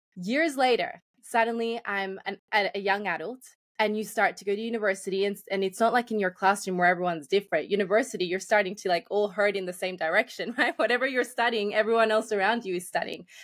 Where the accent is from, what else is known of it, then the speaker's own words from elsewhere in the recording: Australia; I grew up in Australia, but I came when I was quite young